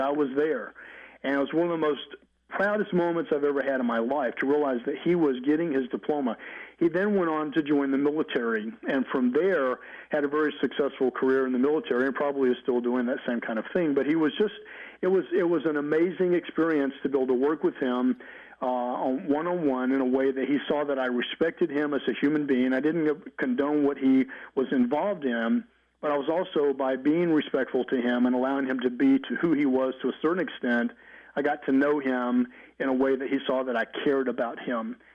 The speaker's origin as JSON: {"language": "English", "town": "Mobile", "region": "Alabama", "country": "United States", "also_born_or_lived": "California", "moved": "yes", "said": "I'm from Mobile, Alabama, but also lived in California for about 15 and a half years as well"}